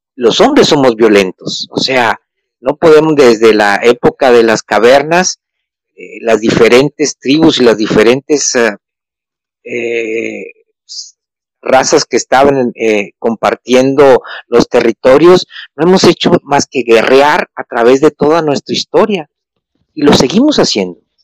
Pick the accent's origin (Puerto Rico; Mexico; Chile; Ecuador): Mexico; now in Argentina; Yo soy mexicano, vivo aquí en Argentina